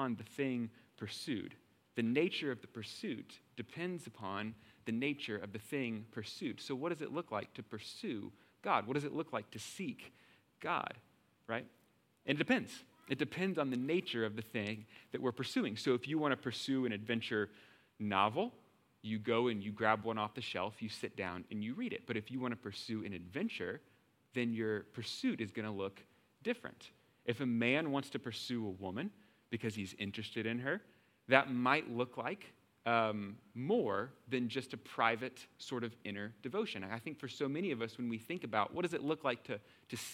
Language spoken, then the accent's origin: English; Texas, United States; I'm from Texas